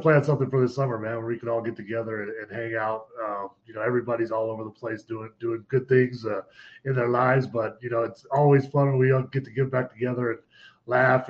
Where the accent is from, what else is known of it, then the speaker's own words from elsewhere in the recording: Albuquerque, New Mexico, United States; moved away as an adult; I'm from Albuquerque, New Mexico